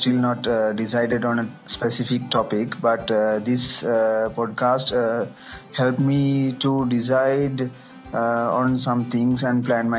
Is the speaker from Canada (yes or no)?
no; Sri Lanka; from Sri Lanka. I'm a Sinhalese blogger